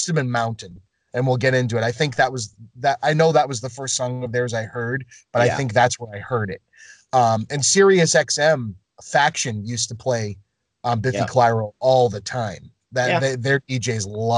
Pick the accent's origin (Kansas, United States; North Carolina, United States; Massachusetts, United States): Massachusetts, United States; Boston area; we had a local radio station out of my hometown called WFNX. And they were the, you know, alternative rock station in the Boston area.